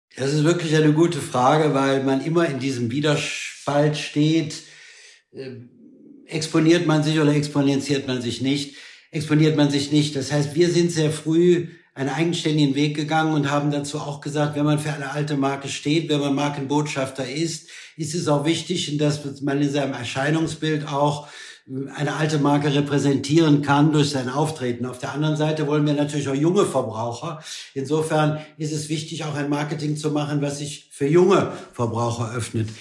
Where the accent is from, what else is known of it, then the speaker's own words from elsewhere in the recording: Germany; wir als Deutsche